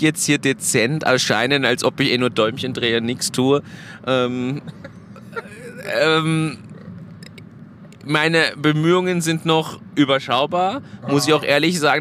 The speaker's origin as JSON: {"language": "German", "country": "Germany", "moved": "yes", "lives_now": "Austria", "said": "als Deutscher, der einen deutschen Führerschein hatte, in Österreich lebt und dort jetzt den Hauptwohnsitz hat"}